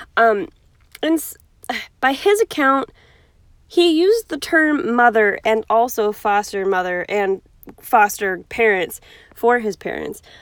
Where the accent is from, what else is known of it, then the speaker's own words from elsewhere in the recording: Cleveland, Ohio, United States; I'm from Cleveland. Um, I wasn't born here, but I was born very close to here